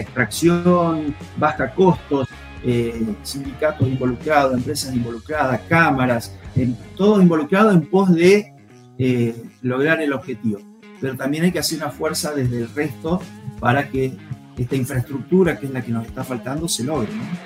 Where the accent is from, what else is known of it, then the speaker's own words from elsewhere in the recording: a small town in Córdoba, Argentina; mi pueblo, primero nosotros vivíamos en el campo y del campo nos trasladamos al pueblo, ahí nomás cerquita, como tantos pueblos cordobeses